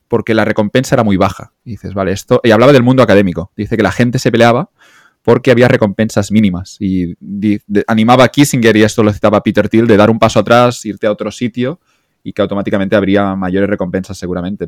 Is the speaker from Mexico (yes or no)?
no; Catalonia, Spain; yo ya soy catalán aquí